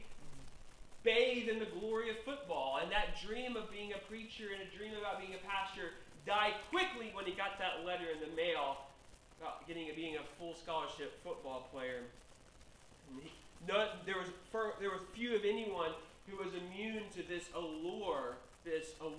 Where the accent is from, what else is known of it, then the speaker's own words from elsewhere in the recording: Memphis, Tennessee, United States; also born or lived in Bartlett, Tennessee; I grew up in the South. I grew up in Memphis, Tennessee